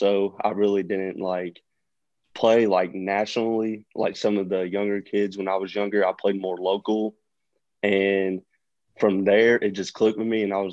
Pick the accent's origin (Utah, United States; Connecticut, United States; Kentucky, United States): Kentucky, United States; Louisville; Louisville is my hometown